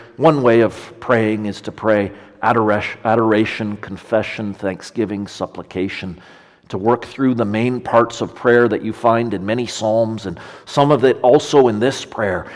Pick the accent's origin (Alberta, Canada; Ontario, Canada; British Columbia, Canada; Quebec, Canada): Ontario, Canada; in Ontario, where I'm from